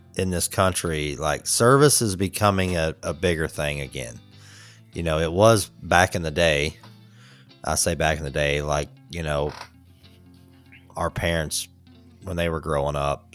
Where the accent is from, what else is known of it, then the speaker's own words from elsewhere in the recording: Atlanta, Georgia, United States; I'm from Atlanta